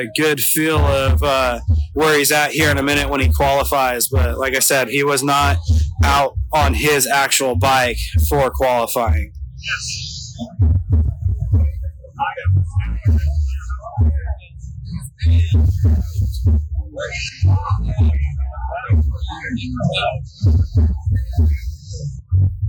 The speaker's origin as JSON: {"language": "English", "region": "Idaho", "country": "United States", "said": "I'm from Idaho, like I was saying, and so it's way colder there"}